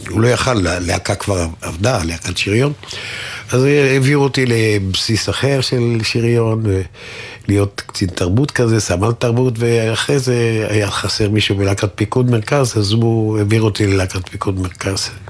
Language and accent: Hebrew; Tel Aviv, Tel Aviv District, Israel; נולדתי נגיד. בתל אביב, ברחוב נחמני.